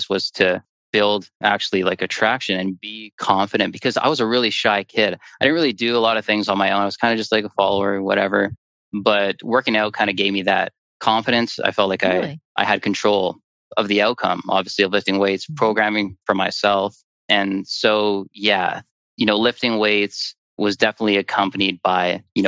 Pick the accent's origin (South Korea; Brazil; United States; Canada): Canada; Thunder Bay, Ontario; I played university basketball for a year for my hometown, Lakehead University